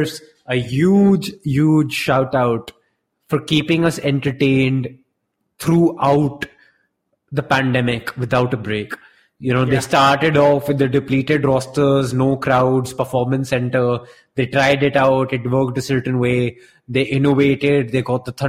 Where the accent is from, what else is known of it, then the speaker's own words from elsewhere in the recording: Delhi, India; growing up in Delhi as a kid